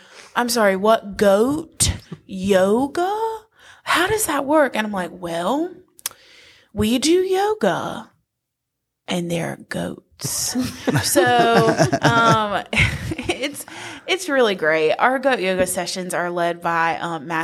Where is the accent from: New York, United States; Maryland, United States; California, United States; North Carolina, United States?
North Carolina, United States; Wilson; I am from Wilson, so 10 minutes from Lucama, and like I said, raised in a neighborhood